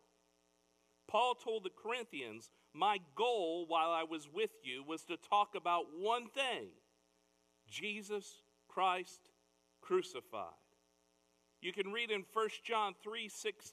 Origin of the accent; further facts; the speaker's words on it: Fort Wayne, Indiana, United States; I grew up in Fort Wayne, Indiana.